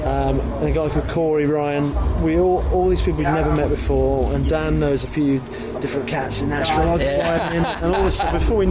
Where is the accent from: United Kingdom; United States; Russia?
United Kingdom; England; I'm English